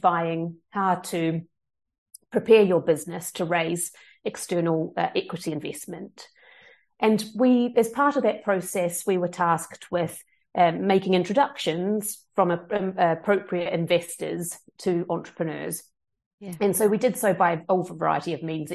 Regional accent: New Zealand; moved away as an adult; now in London, United Kingdom; I am from New Zealand, and I immigrated to the UK in 2007 after my university studies

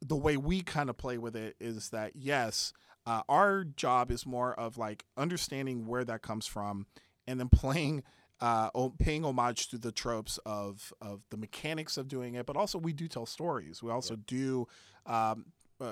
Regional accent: San Antonio, Texas, United States; moved away; my hometown of San Antonio, Texas

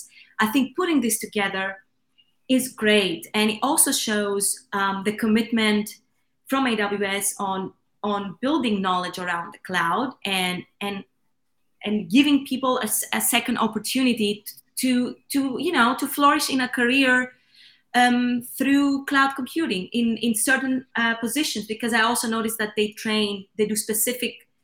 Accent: Athens, Attica, Greece; I come from Greece. I was born and raised in Athens

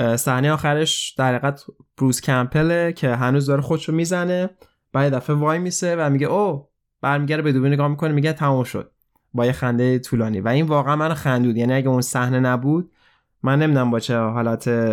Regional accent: Iran

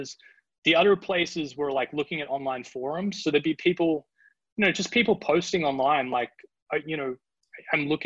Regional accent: Australia; moved away as an adult; also born or lived in Sydney, Australia / Dusseldorf, Germany; I'm from Australia

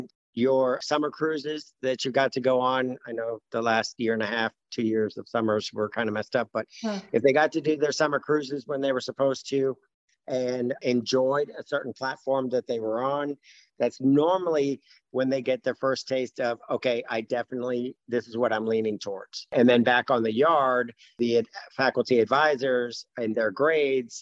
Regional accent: Fort Lauderdale, Florida, United States; moved away as an adult; I grew up in Fort Lauderdale, Florida

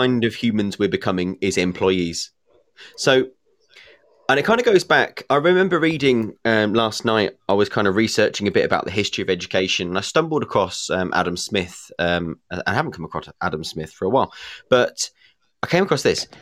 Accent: England, United Kingdom; being English

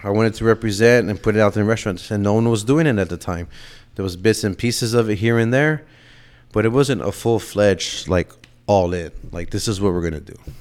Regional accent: San Antonio, Texas, United States; also born or lived in Miami; now in Austin, United States; growing up in San Antonio and then moving to Austin

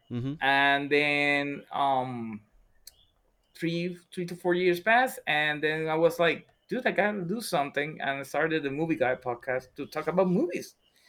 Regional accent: San Juan, Puerto Rico; I was born and raised in Puerto Rico, especially in the area of Santurce. I was born there.

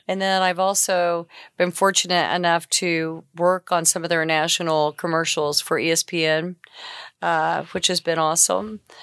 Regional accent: Enid, Oklahoma, United States; also born or lived in Shawnee, Oklahoma; now in Oklahoma City, United States; I grew up in Enid, but, you know, this is my home now

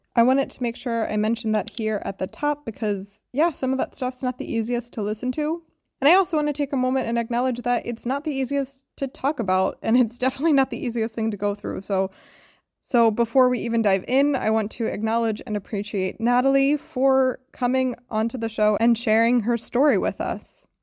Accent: United States; moved away; as an American

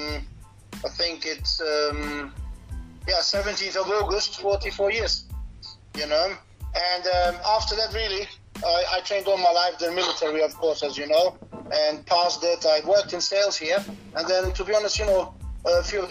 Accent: Germany; moved away; I grew up in Germany

